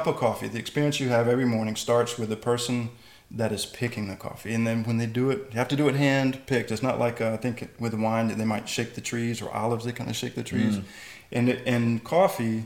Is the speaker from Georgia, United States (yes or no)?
yes; Atlanta, Georgia, United States; moved away as an adult; also born or lived in San Juan del Sur, Nicaragua; born and raised in Atlanta